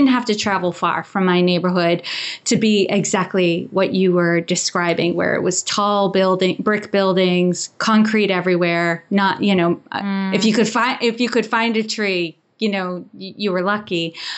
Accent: Worcester, Massachusetts, United States; I grew up in Worcester, Massachusetts. And kind of to give you that picture, it's a city in Massachusetts and it's an old mill town.

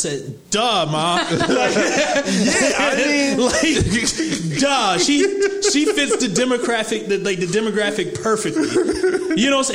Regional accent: the South, United States; moved away; I grew up in the South.

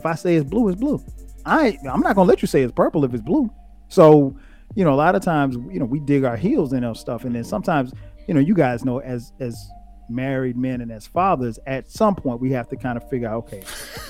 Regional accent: South Carolina, United States; I'm from the South, you know, I'm from a small country town in South Carolina.

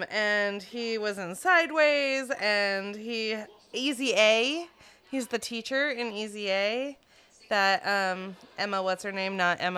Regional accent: Ireland; So the Irish, like, rant, like, they eat the potatoes, and I am Irish, and I'm shaped like a potato wife in that, like

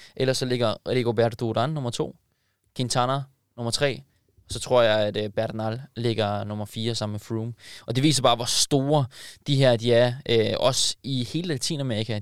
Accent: Denmark; som dansker

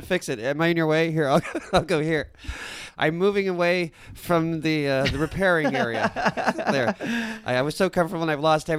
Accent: Canada; We Canadians

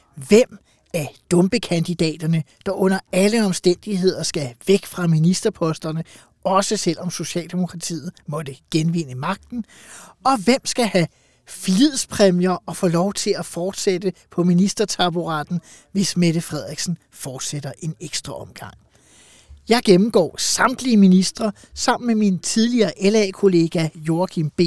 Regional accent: Farum, Capital Region of Denmark, Denmark; jeg er fra Farum, altså har ja. levet med en øh, borgmester Brikstofte

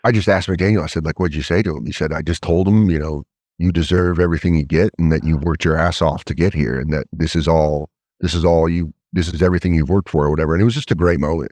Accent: Colorado, United States; also born or lived in Connecticut / Denver; I grew up in Colorado, but I was born I was born in Connecticut

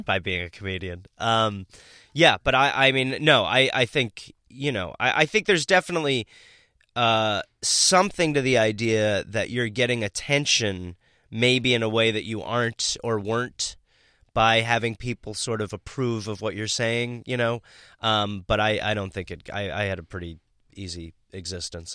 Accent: Milwaukee, Wisconsin, United States; moved away; I'm from Milwaukee, Wisconsin

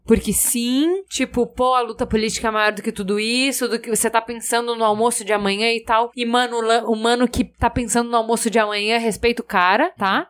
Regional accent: Brazil; nós somos brasileiros

